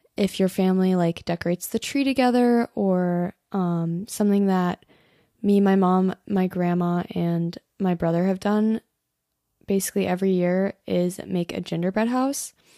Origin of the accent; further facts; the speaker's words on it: Colorado, United States; moved away; I'm from Colorado